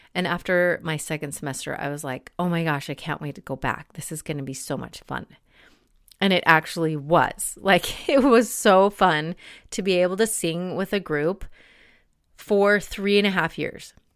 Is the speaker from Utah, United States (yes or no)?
yes; Salt Lake City, Utah, United States; moved away as an adult; also born or lived in Boston; I grew up in Salt Lake City